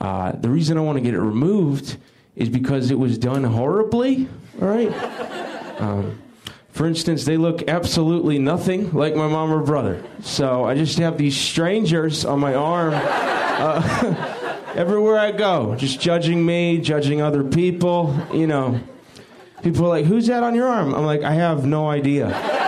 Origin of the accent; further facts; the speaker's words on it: the South, United States; I'm from the South.